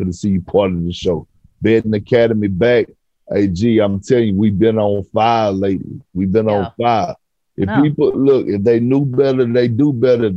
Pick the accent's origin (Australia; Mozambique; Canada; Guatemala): Canada; Toronto, Ontario; I grew up in Toronto